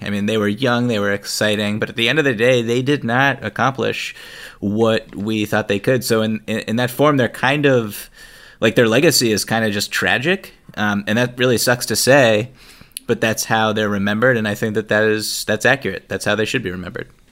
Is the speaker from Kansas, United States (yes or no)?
no; Boston, Massachusetts, United States; growing up around Boston